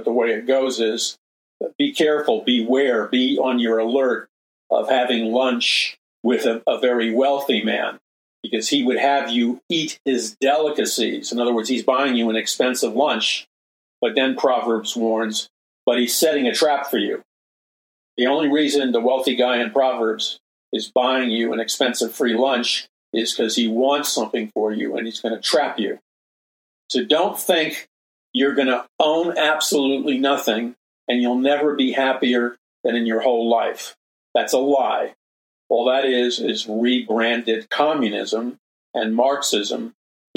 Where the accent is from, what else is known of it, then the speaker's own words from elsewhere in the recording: New York City, New York, United States; when I was a young boy growing up in Jackson Heights, Queens